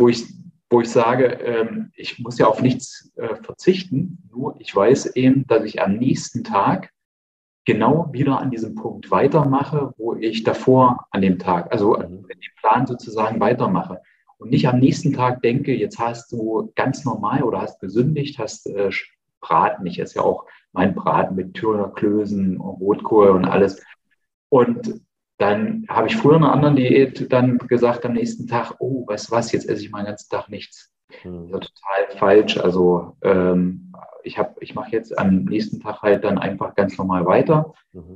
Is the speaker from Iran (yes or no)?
no; Eichsfeld, near Nordhausen, Thuringia, Germany; bin ja Thüringer